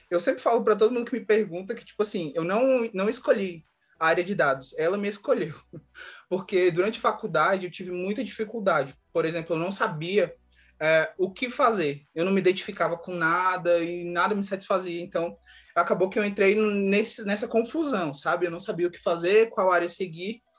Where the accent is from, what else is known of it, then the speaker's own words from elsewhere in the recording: Brasília, Federal District, Brazil; sou de Brasília.